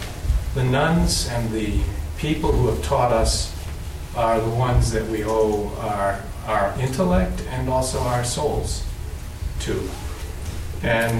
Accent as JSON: {"language": "English", "region": "Connecticut", "country": "United States", "tie": "born or raised there", "said": "I grew up in Connecticut, and grew up as a Catholic"}